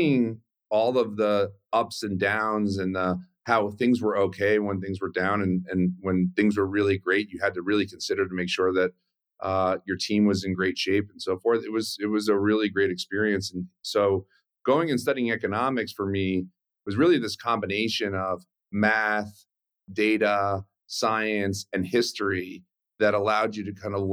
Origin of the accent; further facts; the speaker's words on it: Westchester County, New York, United States; I actually grew up in Westchester County outside of New York City in a suburb